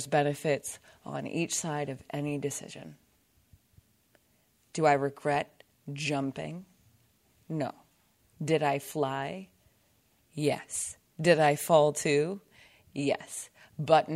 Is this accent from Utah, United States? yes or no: no; Cincinnati, Ohio, United States; also born or lived in Indianapolis, Indiana / Dayton, Ohio; I grew up in Cincinnati, Ohio, and then lived in Indianapolis, Indiana for a long time